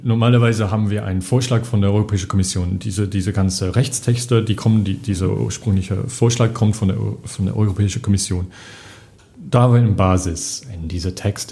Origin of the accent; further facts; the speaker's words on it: England, United Kingdom; accent: English; German is a second language; moved away as an adult; now in Brussels, Belgium; also ich komme aus England, Akzent